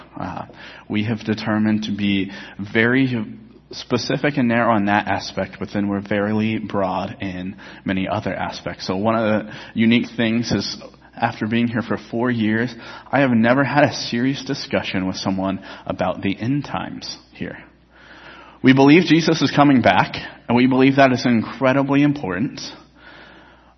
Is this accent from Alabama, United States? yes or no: no; Colorado, United States; I never grew up as a Broncos fan, even though I'm from Colorado